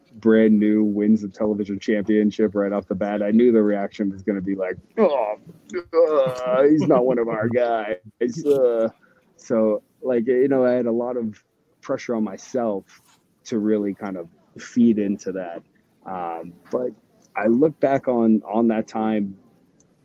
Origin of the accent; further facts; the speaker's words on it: New England, United States; I grew up in New England